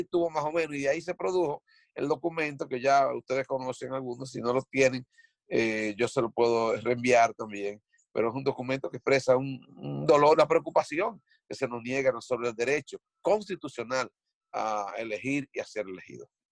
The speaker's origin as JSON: {"language": "Spanish", "country": "Dominican Republic", "moved": "yes", "said": "nosotros somos eh, de los valientes que salimos de República Dominicana para compartir nuestros esfuerzos aquí"}